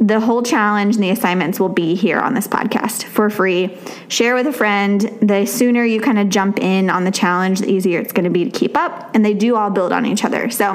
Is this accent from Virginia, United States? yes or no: yes; Virginia, United States; now in Tennessee, United States; when I was growing up in Virginia, we never started school until after Labor Day